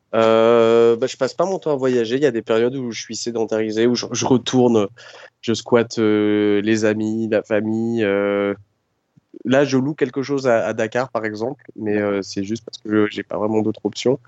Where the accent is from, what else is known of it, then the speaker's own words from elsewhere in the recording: Dreux, France; je suis né euh, en Normandie, à Dreux